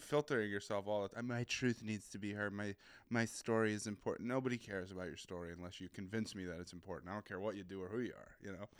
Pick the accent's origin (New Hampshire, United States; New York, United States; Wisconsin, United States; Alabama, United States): New Hampshire, United States; accent: New England; also born or lived in Boston / Seattle; I was born in Boston, and then my, my family lived there for a few years, and I moved to Seattle, uh, for, like, a chunk of my childhood, then we moved back, and I've been bouncing around New Hampshire ever since